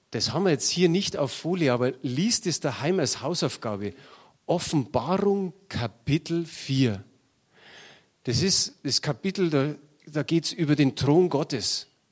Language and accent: German; Munich, Bavaria, Germany; Ich bin in München geboren und habe mir gedacht, vielleicht stirbst du in München